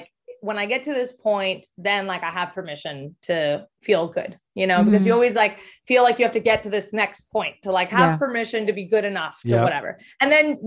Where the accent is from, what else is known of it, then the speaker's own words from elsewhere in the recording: Mexico; I grew up in Mexico, but I went to the American school in Mexico